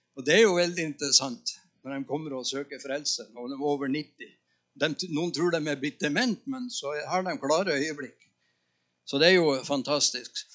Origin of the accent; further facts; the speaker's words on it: Northern Norway, Norway; moved away; also born or lived in Tønsberg; Jeg er nordlending